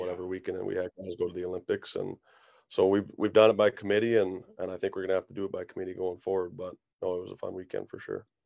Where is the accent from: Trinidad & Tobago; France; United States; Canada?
Canada; Kindersley, Saskatchewan; moved away; in my hometown where you got your family and your friends there every night